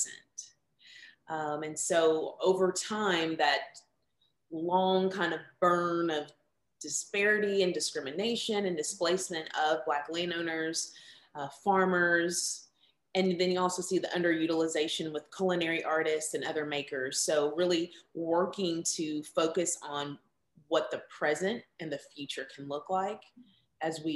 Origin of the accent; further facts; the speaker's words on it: Lexington, Kentucky, United States; based here in the city of Lexington, my hometown that I love so much